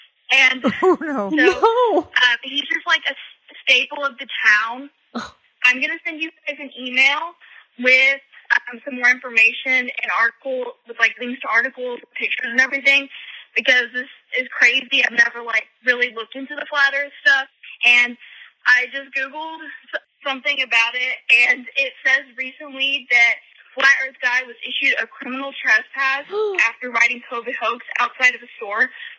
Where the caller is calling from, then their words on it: Dallas, Texas, United States; I'm calling from Dallas, but I just moved from a college town that's close